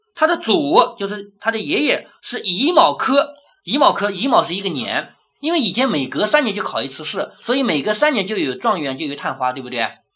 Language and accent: Chinese; China; 而我们中国人根本就不理解这一套